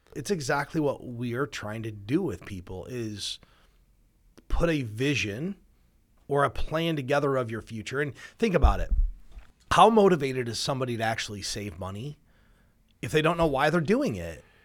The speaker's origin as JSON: {"language": "English", "region": "Midwest", "country": "United States", "said": "we're from the Midwest, so we get cold winters"}